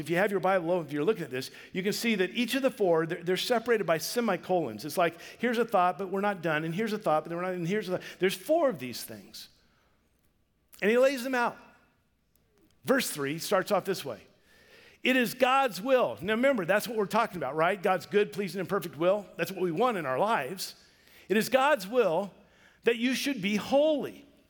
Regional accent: Vancouver, Washington, United States; we grew up in Vancouver, Washington.

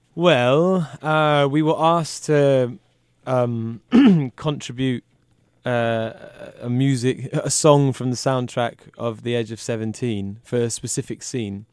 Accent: United Kingdom; I'm British.

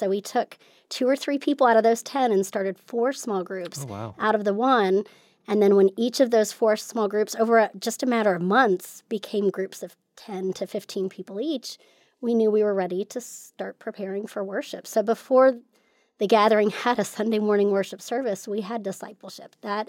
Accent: California, United States; born there; Sure. Well, I was born in California. I'm a Navy brat, so I've lived, I think, in like 16 different states and three countries.

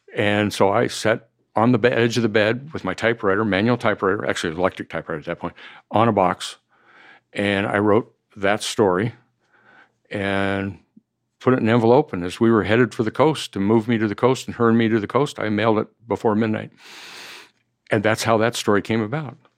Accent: Idaho, United States; moved away; also born or lived in Palm Springs; I'm born and raised in Idaho.

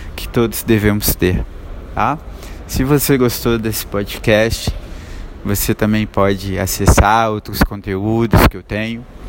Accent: Nova Lima, Minas Gerais, Brazil; Hoje eu saí da minha cidade natal, Nova Lima, que é vizinha a Belo Horizonte

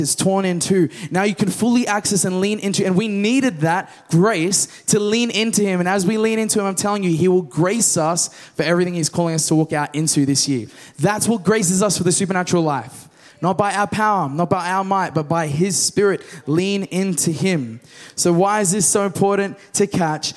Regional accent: Australia; We're from the West. Australia.

